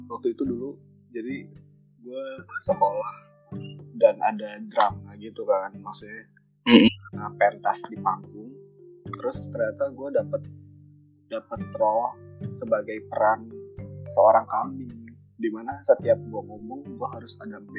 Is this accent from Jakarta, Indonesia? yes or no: yes; Jakarta, Indonesia; Ya kan kayak gue nih misalkan gue kan orang Betawi nih.